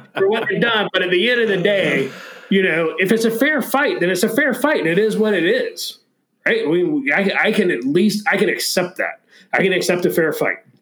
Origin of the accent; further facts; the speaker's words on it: Florida, United States; moved away; my home state of, of Florida